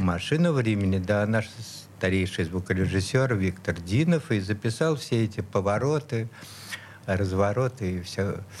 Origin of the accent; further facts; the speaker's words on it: Saint Petersburg, Russia; Я вот, вот здесь и родился, прямо на Петроградской, в Санкт-Петербурге